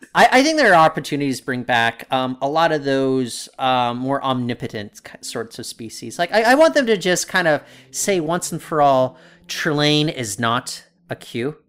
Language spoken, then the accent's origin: English; United States; now in Canada; I grew up in the U S